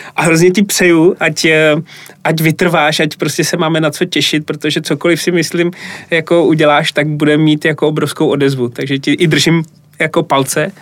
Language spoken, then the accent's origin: Czech; Plzeň, Plzeň Region, Czechia; moved away; also born or lived in Brno / London; já jsem Plzeň